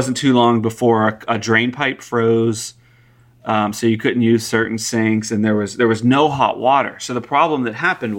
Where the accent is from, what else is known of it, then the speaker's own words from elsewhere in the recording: Pennsylvania, United States; now in Texas, United States; I come from Pennsylvania where it's just common to drive down the road and see mountains of salt